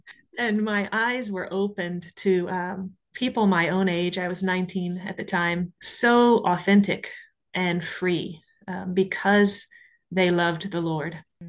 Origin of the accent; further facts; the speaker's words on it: Louisiana, United States; now in Ireland; Well, I grew up in Louisiana and with a bunch of snakes and alligators.